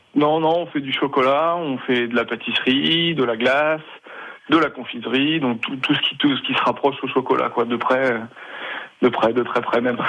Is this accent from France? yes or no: yes; near Châtellerault, Poitou, Nouvelle-Aquitaine, France; je suis originaire de Poitou, hein, de d'à côté de Châtellerault